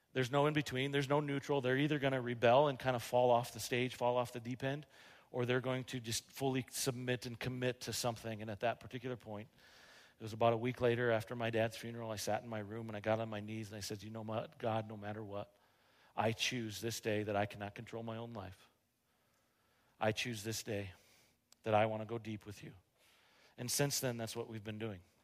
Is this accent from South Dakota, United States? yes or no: yes; Rapid City, South Dakota, United States; moved away as an adult; I grew up here in Rapid City, and I had a Spanish teacher at Rapid City uh, Stevens